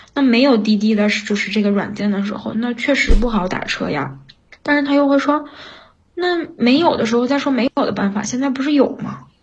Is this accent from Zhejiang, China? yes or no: no; Inner Mongolia, China; 我是内蒙古的啊